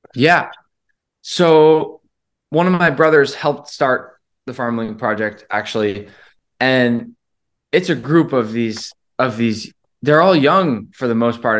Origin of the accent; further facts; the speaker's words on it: Rhode Island, United States; now in Boston, United States; I grew up in Rhode Island, and I've been in Boston for so long.